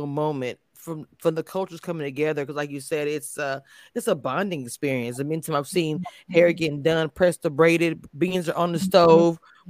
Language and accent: English; Louisiana, United States; I'm from Louisiana